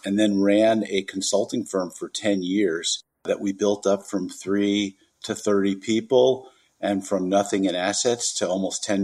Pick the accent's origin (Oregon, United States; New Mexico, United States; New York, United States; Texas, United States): New York, United States; moved away as an adult; now in California, United States; I'm originally from New York. I moved out to California when I was 20.